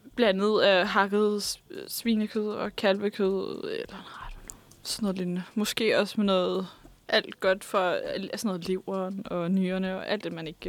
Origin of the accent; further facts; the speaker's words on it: Vestegnen, Capital Region of Denmark, Denmark; der, hvor jeg kommer fra, nemlig Vestegnen